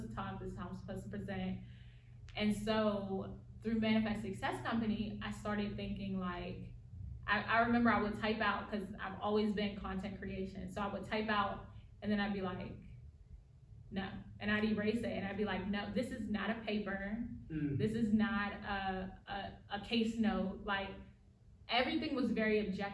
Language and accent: English; United States; accent: African-American Vernacular English; first language African-American Vernacular English; this is my native language, like African-American vernacular English